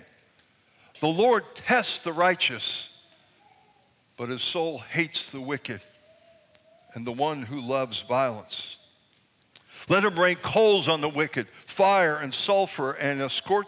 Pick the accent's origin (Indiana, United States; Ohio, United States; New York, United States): New York, United States; Long Island; As a young boy growing up on Long Island, we often traveled to New York City to see both of my grandparents